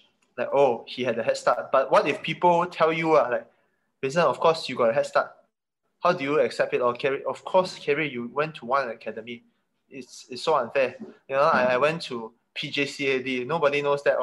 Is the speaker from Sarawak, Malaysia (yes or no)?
no; Kota Kinabalu, Sabah, Malaysia; also born or lived in Sandakan; I didn't have to grow up there. Because my dad was being posted in KK